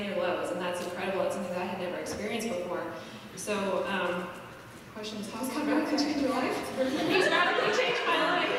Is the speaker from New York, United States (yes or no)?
no; Sarasota, Florida, United States; I was born and raised in Sarasota